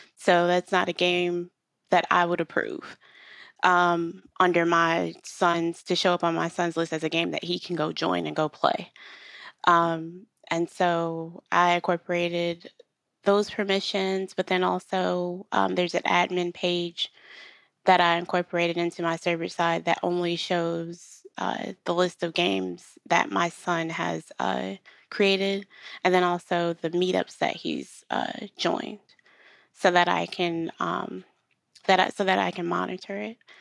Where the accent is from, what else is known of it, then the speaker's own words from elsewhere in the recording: Rochester, New York, United States; now in Charlotte, United States; we live in North Carolina, but we are from New York